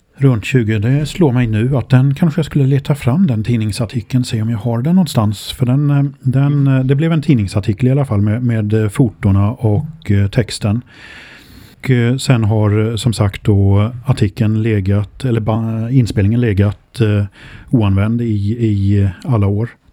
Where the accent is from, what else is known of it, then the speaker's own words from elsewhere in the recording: Figeholm, Kalmar County, Sweden; now in Åfors, Sweden; samhället Figeholm där jag bodde på den tiden och där jag växte upp